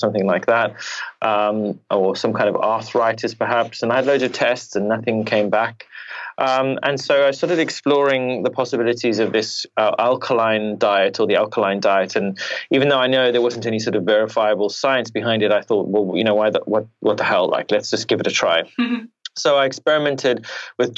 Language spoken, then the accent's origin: English; Zimbabwe; now in United Kingdom; I was born in Zimbabwe in Africa